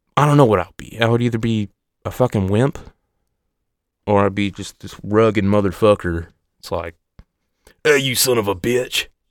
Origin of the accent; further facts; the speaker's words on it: Oregon, United States; I'm from Oregon